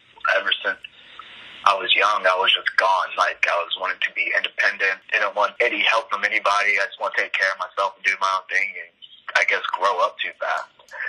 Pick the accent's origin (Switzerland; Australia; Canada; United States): United States; California; also born or lived in Warner Robins, Georgia; now in Atlanta, United States; I was actually born in Warner Robins, Georgia, at Robins Air Force Base, and we were there for a few months before we got stationed out in California, where we kind of jumped around in different cities around the desert out there.